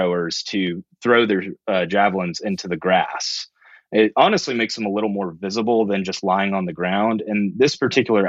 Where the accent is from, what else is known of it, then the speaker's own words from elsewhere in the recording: Roswell, Georgia, United States; also born or lived in Alabama / Athens, Georgia; I was born in Alabama, but a couple years after, we shortly moved to Georgia around the Atlanta area in the suburbs. So grew up most of the time in the suburbs